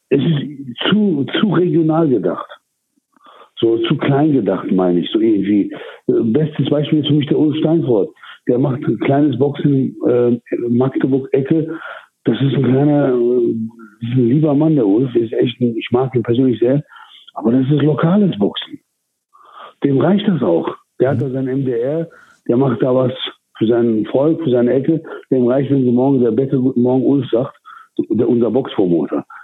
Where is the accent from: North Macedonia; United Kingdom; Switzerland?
United Kingdom; England; now in Germany; Also in meiner Heimat, ich habe ja in England selber immer geboxt.